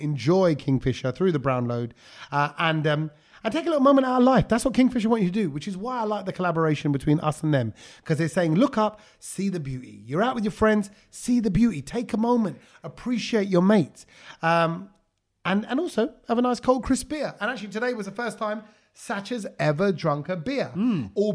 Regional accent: London, United Kingdom; Me growing up in East Ham

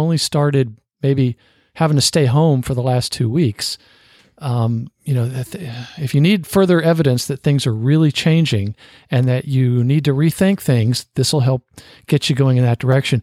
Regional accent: Fort Rucker, Alabama, United States; I was born in Alabama

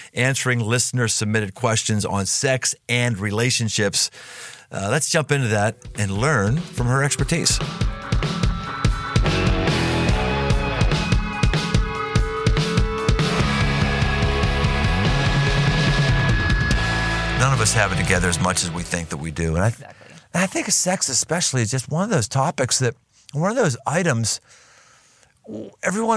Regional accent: Cincinnati, Ohio, United States; my hometown of Cincinnati

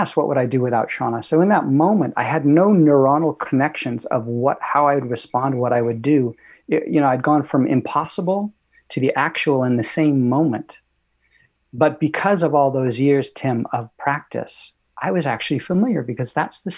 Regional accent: Los Angeles, California, United States; I grew up in Santa Monica Canyon, California, so I was a little surfer boy.

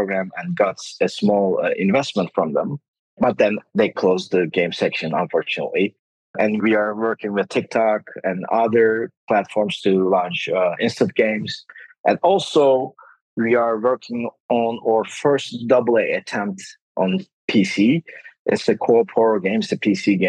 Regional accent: Denizli, Turkey; moved away as an adult; also born or lived in New York, United States; I met my current co-founders, Ahmet and Osman, in Denizli, which is my hometown

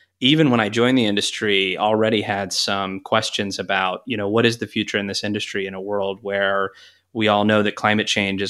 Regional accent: Texas, United States; I grew up in Texas, and then I went to college at the University of Tulsa

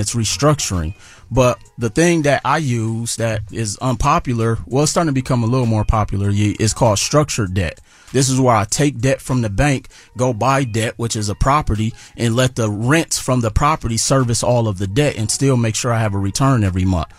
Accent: Milwaukee, Wisconsin, United States; I'm originally from Milwaukee, Wisconsin

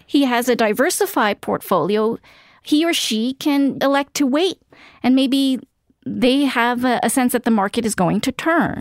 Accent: New York City, New York, United States; I grew up in Queens

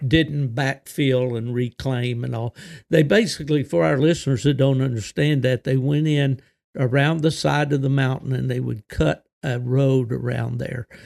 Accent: southern West Virginia, United States; also born or lived in eastern Ohio; growing up in West Virginia, and not only West Virginia, but in the southern part of the state

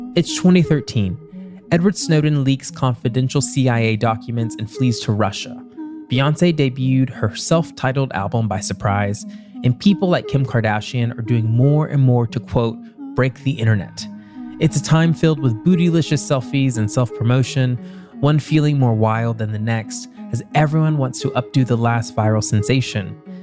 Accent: the South, United States; I'm also from the South

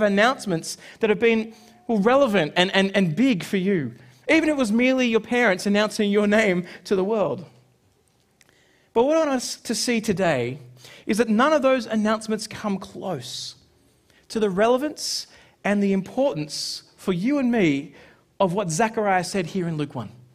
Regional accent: Sydney, New South Wales, Australia; growing up in Sydney

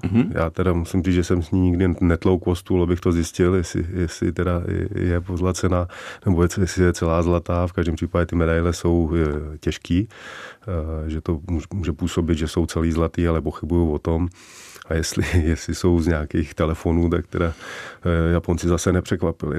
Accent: Czechia; also born or lived in Vancouver, Canada / United States; Já jsem, já jsem Čech se vším coulem, a to tady mám u nás rád

